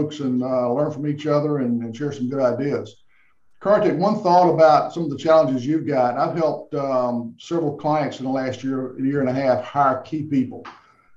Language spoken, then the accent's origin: English; the South, United States; I'm from the South